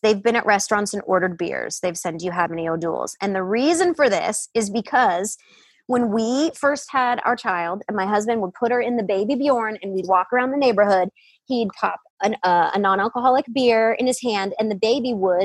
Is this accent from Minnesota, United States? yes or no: no; Detroit, Michigan, United States; I grew up in Detroit